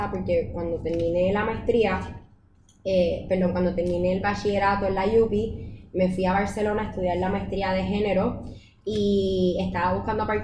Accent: Puerto Rico; soy puertorriqueña, tengo 24 años.

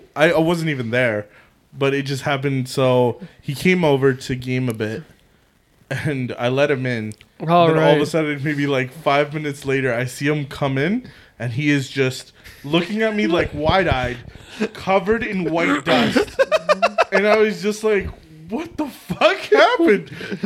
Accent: Winnipeg, Manitoba, Canada; I'm from Winnipeg. You know what we do?

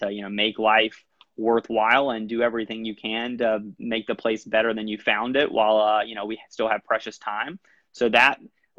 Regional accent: Alabama, United States; moved away as an adult; also born or lived in Northeast United States; now in Montgomery County, Maryland, United States; I'm originally from the state of Alabama. I'm actually a fifth generation Alabamian

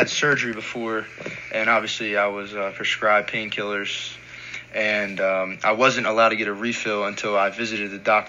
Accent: Orangeville, Ontario, Canada; moved away as an adult; now in United States; I'm from Orangeville, Ontario.

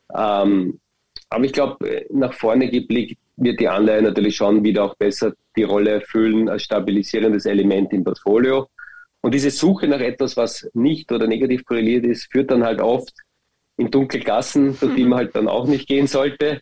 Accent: Austria; Bei uns in Österreich

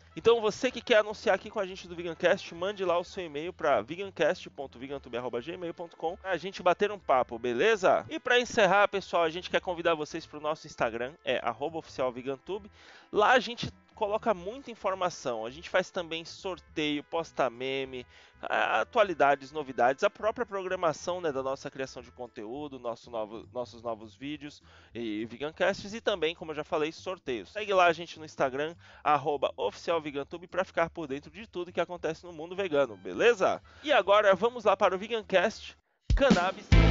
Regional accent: Salvador, Bahia, Brazil; now in São Paulo, Brazil; Eu, eu moro em Sampa tal, mas eu sou de Salvador. Eu, eu só cresci aqui, cheguei aqui nos anos 2000

